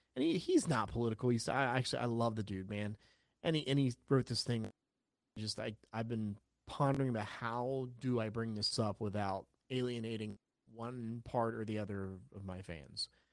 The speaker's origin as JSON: {"language": "English", "region": "South Carolina", "country": "United States", "tie": "born or raised there", "also_born_or_lived": "New Jersey", "said": "I obviously was born in New Jersey, but I grew up in South Carolina."}